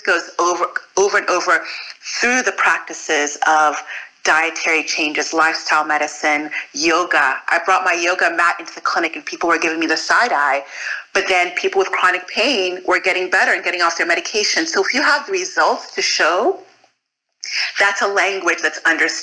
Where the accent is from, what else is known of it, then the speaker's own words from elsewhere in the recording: United States; also born or lived in Fort Greene; I'm Nigerian American